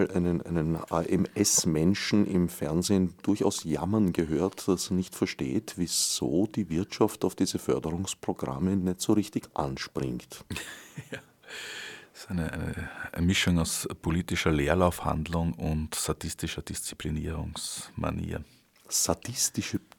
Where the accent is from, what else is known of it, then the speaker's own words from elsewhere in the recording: Vienna, Austria; Du denkst sehr viel an den Tod. Äh, ich bin Wiener.